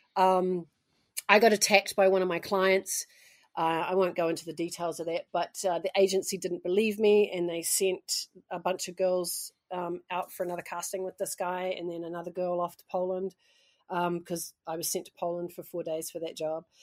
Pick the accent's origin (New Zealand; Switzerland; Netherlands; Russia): New Zealand; moved away as an adult; also born or lived in United States; I'm actually a Kiwi